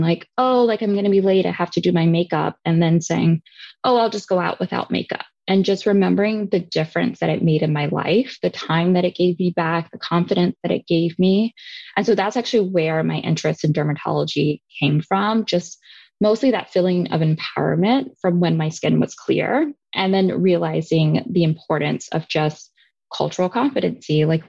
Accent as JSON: {"language": "English", "town": "Birmingham", "region": "Alabama", "country": "United States", "tie": "born or raised there", "said": "I grew up in Birmingham, Alabama."}